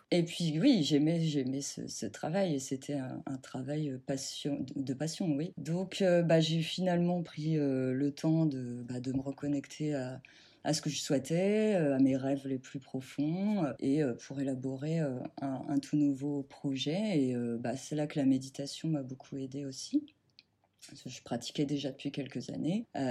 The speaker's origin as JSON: {"language": "French", "region": "Normandy", "country": "France", "tie": "born or raised there", "moved": "as an adult", "lives_now": "Seine-et-Marne, France", "said": "je vis en Seine-et-Marne depuis à peu près 10 ans. Euh, moi, j'ai grandi en Normandie"}